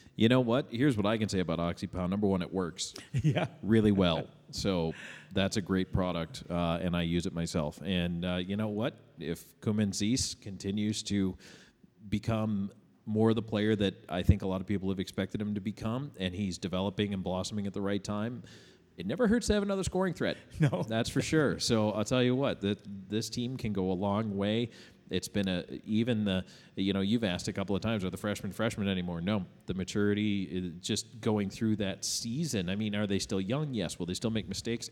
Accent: Buffalo, New York, United States; moved away; I grew up in in Buffalo, New, York, not Buffalo, Minnesota

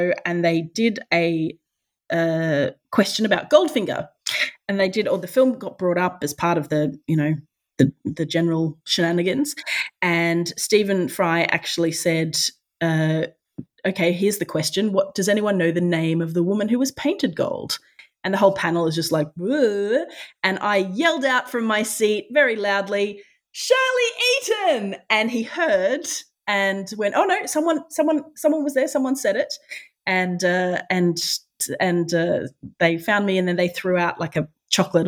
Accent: Australia

